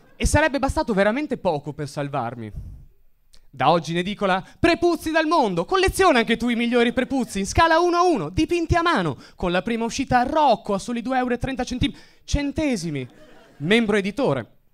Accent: Veneto, Italy; sono metà marocchino, metà siciliano, ma sono cresciuto in Veneto

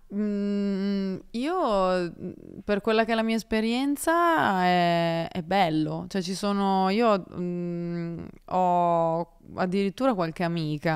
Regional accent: Carcare, Liguria, Italy; io sono ligure di Savona, di paese, il mio paese si chiama Carcere

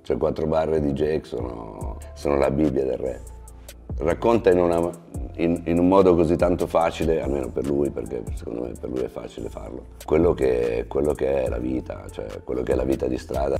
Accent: Milan, Lombardy, Italy; sono nato a Milano, sono cresciuto a Milano

